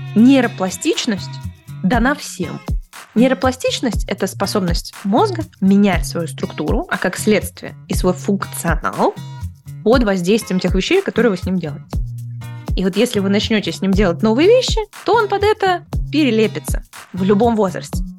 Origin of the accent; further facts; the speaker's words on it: Balashikha, Moscow Oblast, Russia; moved away as an adult; also born or lived in near Kyrgyzstan (birthplace); now in United States; я детство провела в подмосковной Балашихе